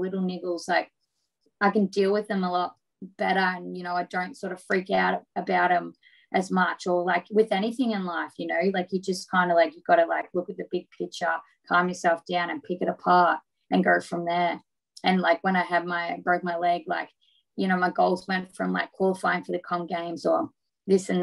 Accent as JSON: {"language": "English", "town": "Geelong", "region": "Victoria", "country": "Australia", "tie": "born or raised there", "said": "my hometown"}